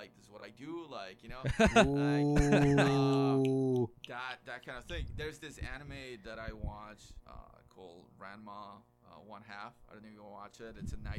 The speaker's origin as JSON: {"language": "English", "country": "Guatemala", "tie": "born or raised there", "moved": "yes", "said": "I grew up in Guatemala"}